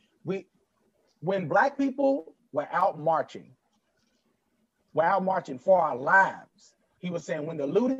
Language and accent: English; Kentucky, United States; I grew up in Kentucky.